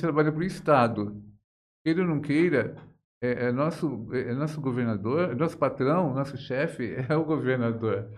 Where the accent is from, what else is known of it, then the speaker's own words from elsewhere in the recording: Jales, São Paulo, Brazil; eu sou de Jales, né? Nasci aqui, me criei aqui